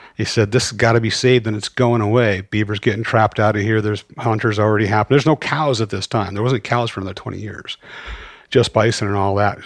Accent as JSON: {"language": "English", "town": "Great Falls", "region": "Montana", "country": "United States", "tie": "born or raised there", "said": "I grew up mostly in Great Falls"}